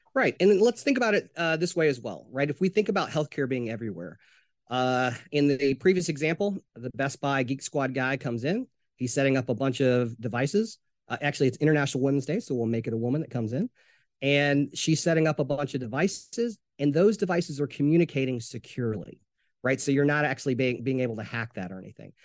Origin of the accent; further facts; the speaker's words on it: Jonesboro, Arkansas, United States; now in Atlanta, United States; I'm originally from Jonesboro, Arkansas